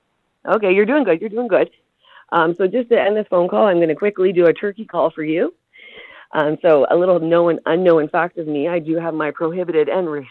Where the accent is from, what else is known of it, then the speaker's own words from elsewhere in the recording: Canada; I'm Canadian, eh?